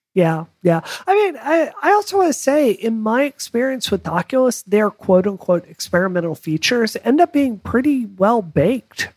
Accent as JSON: {"language": "English", "region": "Mississippi", "country": "United States", "tie": "born or raised there", "said": "growing up in Mississippi"}